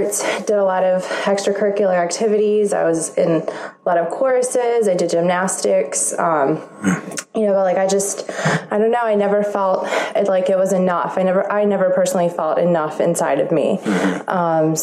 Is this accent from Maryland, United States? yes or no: yes; Baltimore, Maryland, United States; I am from Baltimore, Maryland